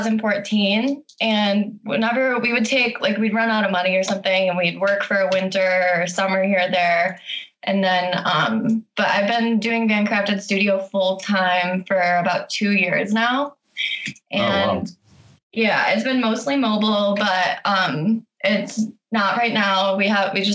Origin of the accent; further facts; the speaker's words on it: Michigan, United States; now in Bozeman, United States; I'm from Michigan